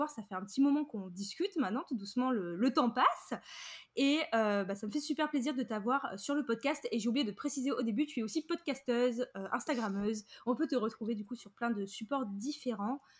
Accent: France; C'est vraiment comme nous, les Français, on le visualise ou en fait c'est juste comme chez nous en France, sauf que c'est aux États-Unis

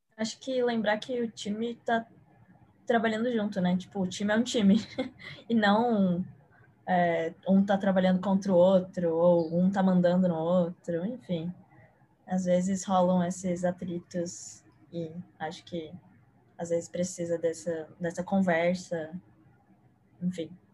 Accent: São Paulo, Brazil; sou de São Paulo

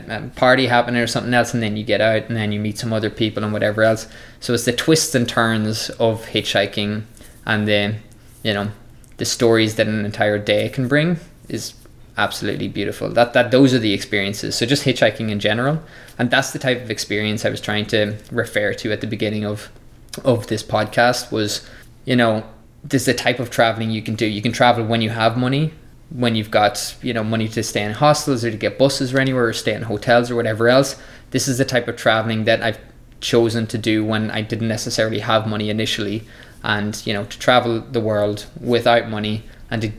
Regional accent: Ireland; my home country of Ireland

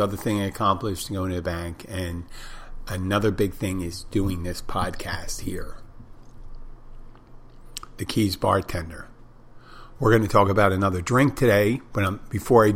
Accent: Philadelphia, Pennsylvania, United States; as a kid growing up in Philadelphia

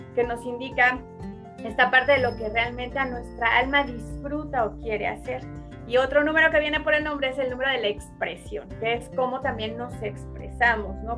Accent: Michoacán, Mexico; soy de, Michoacán, como bien dices, de México.

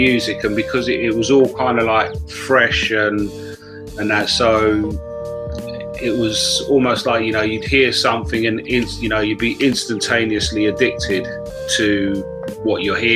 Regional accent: United Kingdom; growing up in Britain, sort of like in the early 60s

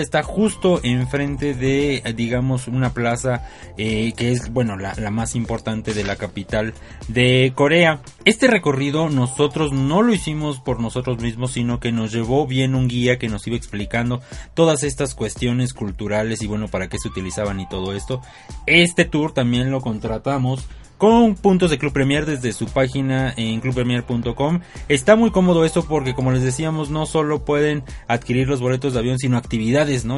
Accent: Mexico; soy mexicano

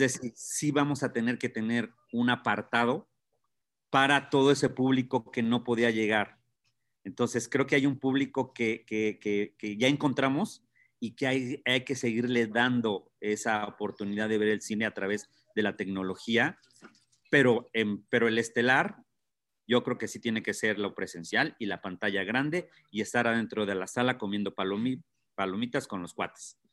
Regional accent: Tlalpujahua, Michoacán, Mexico; yo soy de Tlalpujahua

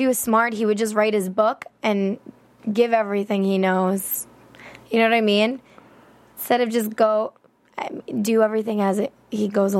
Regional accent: East Coast, United States; we're both from the East Coast.

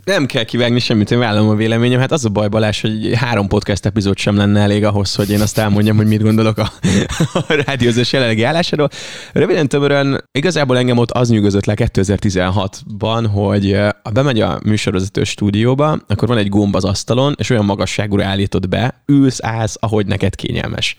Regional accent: Ajka area, Veszprém County, Hungary; Ajkához, Kolontárhoz és a szülővárosomhoz, falumhoz kötődik

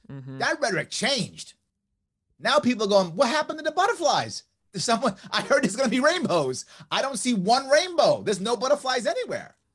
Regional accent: New York, United States; I'm a New Yorker. It's who I am. Wow. I know my state. I know my people.

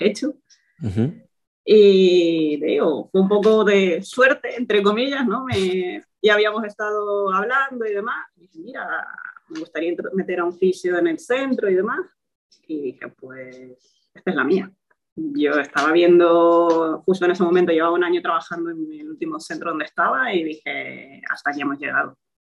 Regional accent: Toledo, Castilla-La Mancha, Spain; moved away as an adult; now in Gran Canaria, Spain; soy de Toledo, estudié allí en la UCLM y bueno, actualmente vivo en Gran Canaria desde hace 5 años

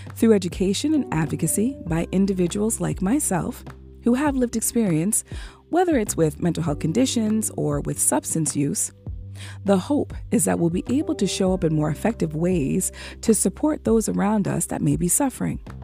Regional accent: United States; as an African American woman

